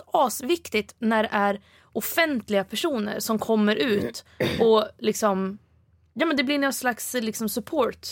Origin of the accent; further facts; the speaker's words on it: Stockholm, Stockholm County, Sweden; Stockholm, där jag kommer ifrån